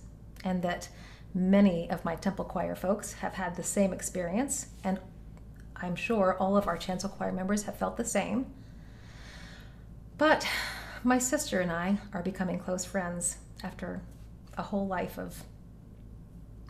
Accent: Knoxville, Tennessee, United States; moved away; Knoxville, my hometown

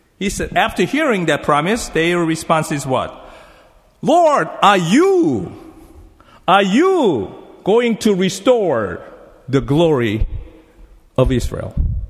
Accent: South Korea; English is a second language; moved away as an adult; I learned English as a Korean. So I used the Korean book to learn English, okay? I came from Korea 27 years ago.

